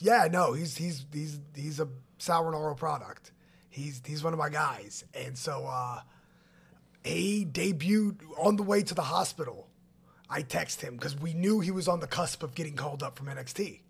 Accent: California, United States; moved away; I was born and raised in California

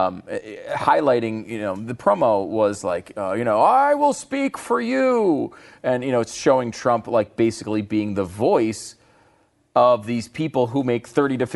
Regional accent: Connecticut, United States; also born or lived in New York; I was born in New York. I grew up in Connecticut.

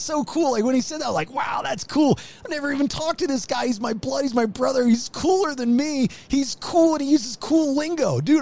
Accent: Maryland, United States; moved away; I'm from Maryland

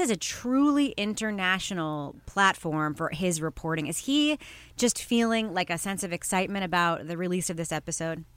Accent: United States; as an American

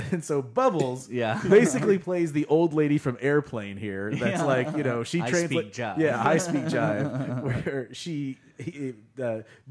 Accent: United States; as an American

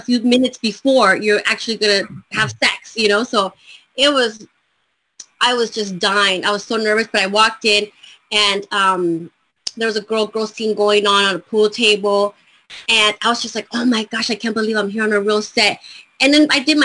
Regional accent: Los Angeles, California, United States; also born or lived in Colombia; I was born in Colombia, and I came to Los Angeles when I was 2 years old. And so I've lived in LA all my life

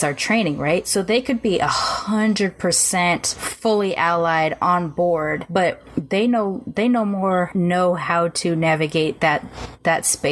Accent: Long Beach, California, United States; grew up in, you know, on the border of North Long Beach and Compton

